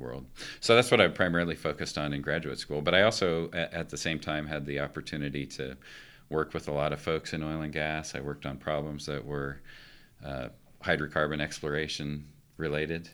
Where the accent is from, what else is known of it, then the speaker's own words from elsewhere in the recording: Palisade, Colorado, United States; moved away as an adult; also born or lived in Boise, Idaho; now in Golden, Colorado, United States; I grew up in Colorado